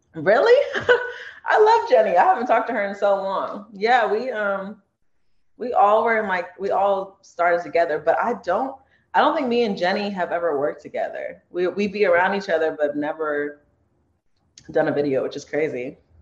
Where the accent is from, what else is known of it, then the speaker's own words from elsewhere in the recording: Torrance, California, United States; I'm born and raised in Torrance.